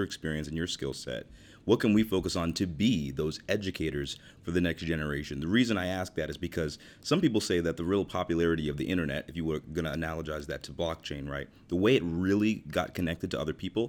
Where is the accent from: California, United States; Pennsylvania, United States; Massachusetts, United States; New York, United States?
New York, United States; New York City; I'm from New York. I'm from Queens.